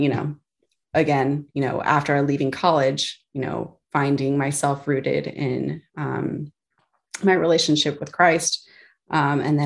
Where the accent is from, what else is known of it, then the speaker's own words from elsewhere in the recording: Virginia, United States; also born or lived in Texas; I grew up mostly in the Virginia area, but prior to that, moved around a little bit from Texas. Roots are in Texas. But with my dad's job, we moved to a few different places